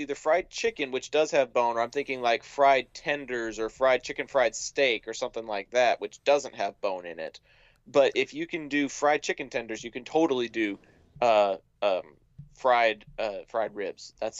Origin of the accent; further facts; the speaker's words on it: Dallas, Texas, United States; my hometown, Dallas, Texas.